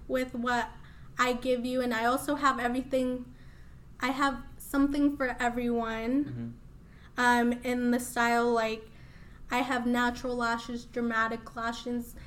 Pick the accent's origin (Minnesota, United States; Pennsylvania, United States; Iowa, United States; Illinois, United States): Iowa, United States; Des Moines; English is a second language; also born or lived in Mexico City, Mexico; I was actually born in Mexico. Uh, I came here when I was three, and I grew up in Des Moines ever since